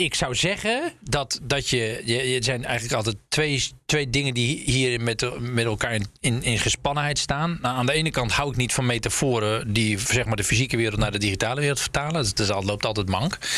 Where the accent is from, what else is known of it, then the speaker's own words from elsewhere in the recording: Zeeland, Netherlands; moved away; In mijn oude geboorte, van nou, waar ik ben opgegroeid in Zeeland